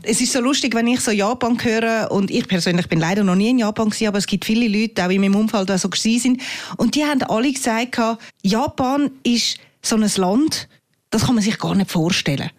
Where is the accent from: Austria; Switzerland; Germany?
Switzerland; bei uns in der Schweiz